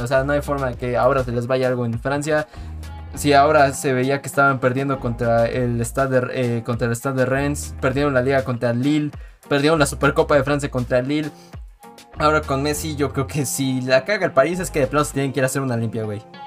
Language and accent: Spanish; Mexico; siendo mexicano